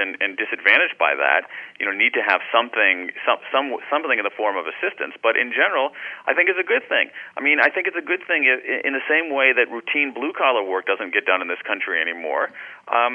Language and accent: English; Ohio, United States; I grew up in Ohio